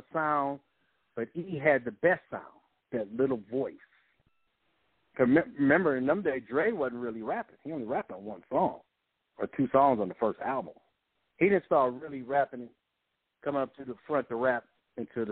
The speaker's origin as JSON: {"language": "English", "town": "Compton", "region": "California", "country": "United States", "tie": "born or raised there", "said": "even though we grew up in Compton, we had a house"}